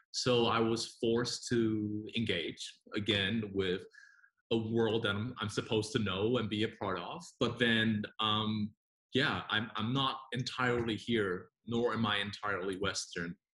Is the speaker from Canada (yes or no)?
no; Singapore; also born or lived in Taiwan / New Zealand / United States; now in Hong Kong; I grew up in Singapore and then New Zealand. Uh, spent a lot of time over in the States, went back to New Zealand, and now I live in Hong Kong where I have been for nine years.